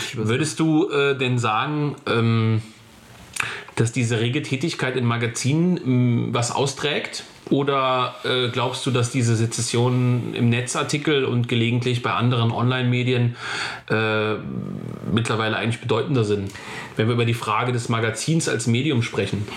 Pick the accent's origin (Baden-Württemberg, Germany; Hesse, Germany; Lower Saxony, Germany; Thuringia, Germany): Hesse, Germany; North; aus meiner Heimat Nordhessen